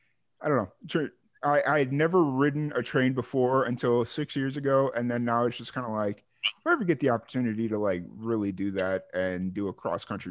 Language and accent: English; Chicago, Illinois, United States; moved away as an adult; also born or lived in Roswell, New Mexico; I grew up in Chicago